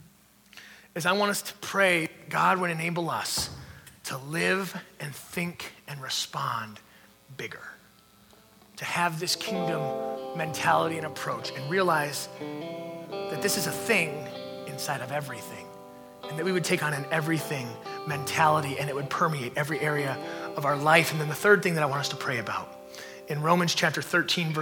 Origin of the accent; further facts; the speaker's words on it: United States; We are a Christ follower before we are even an American